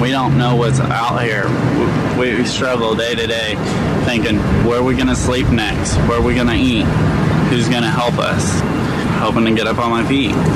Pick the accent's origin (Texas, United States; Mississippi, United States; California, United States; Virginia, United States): California, United States; Bay Area; moved away as an adult; I grew up in the Bay Area